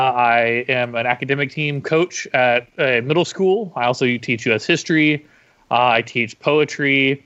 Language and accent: English; Sand Springs, Oklahoma, United States; I'm from Sand Springs, Oklahoma, which is just outside of Tulsa